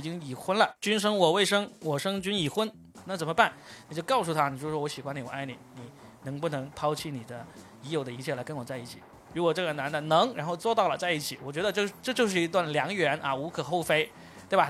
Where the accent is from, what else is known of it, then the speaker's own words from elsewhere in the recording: Guangdong, China; 我是广东的